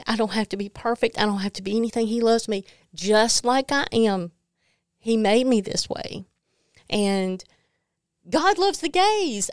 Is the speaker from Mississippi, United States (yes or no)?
yes; Mississippi, United States; I grew up in Mississippi